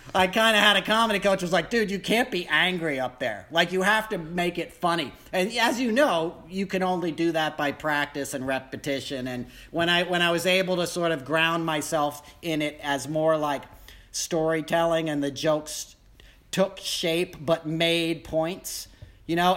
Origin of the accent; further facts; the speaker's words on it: New York, United States; I grew up in New York